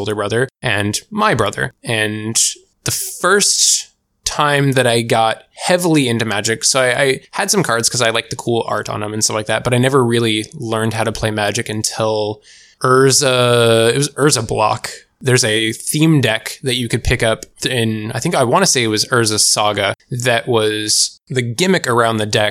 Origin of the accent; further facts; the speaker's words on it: Washington, United States; I'm born, raised, and have lived my entire 28-year life in Washington State